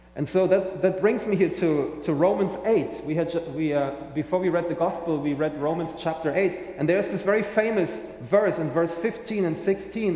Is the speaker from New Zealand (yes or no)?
no; Germany; accent: German; English is a second language; now in St. Johns County, United States; I'm originally from Germany, as you may hear in my accent